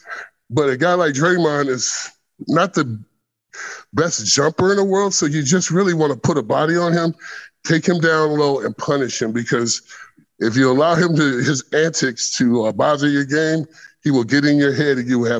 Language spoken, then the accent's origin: English; Indiana, United States; Larry Bird is my idol. I grew up in Indiana, not too far from Larry Bird.